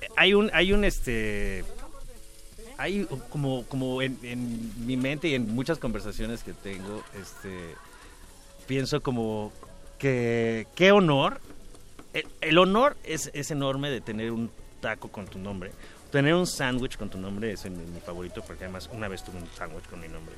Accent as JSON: {"language": "Spanish", "region": "Mexico City", "country": "Mexico", "tie": "born or raised there", "said": "yo vivía en la Roma cuando era niño y muy cerca, en la Roma"}